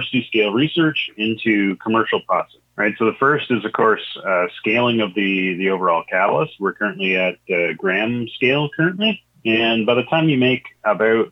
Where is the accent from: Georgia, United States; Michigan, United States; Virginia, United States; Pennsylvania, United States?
Michigan, United States; also born or lived in Champaign-Urbana, Illinois; I was born in Michigan, you know, relatively rural location, saw a number of different farms throughout the course of my life, even lived down in Champaign-Urbana for a while